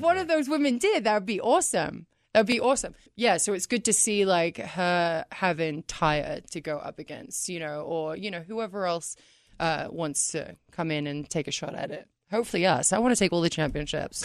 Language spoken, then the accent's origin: English; England, United Kingdom; moved away; I'm from England